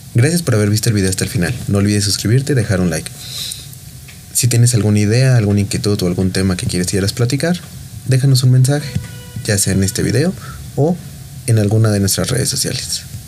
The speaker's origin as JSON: {"language": "Spanish", "country": "Mexico", "said": "somos mexicanos"}